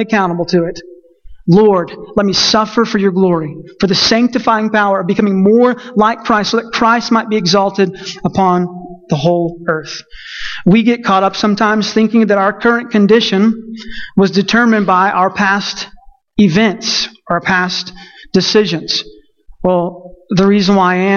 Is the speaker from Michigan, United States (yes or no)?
no; Texas, United States; I'm Texan